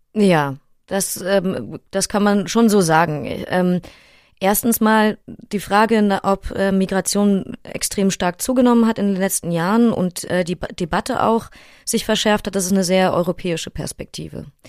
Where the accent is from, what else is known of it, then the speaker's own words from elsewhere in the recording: Berlin, Germany; Ich bin in Neukölln aufgewachsen und zur Schule gegangen